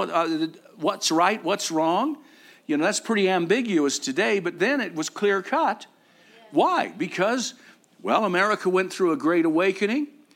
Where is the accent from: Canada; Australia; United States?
United States; Arizona; I'm from Arizona.